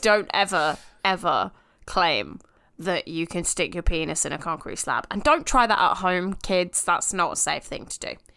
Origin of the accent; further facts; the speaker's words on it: United Kingdom; we're British